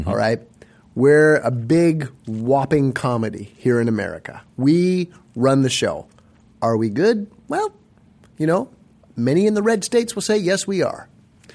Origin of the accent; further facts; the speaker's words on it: Canada; moved away; my hometown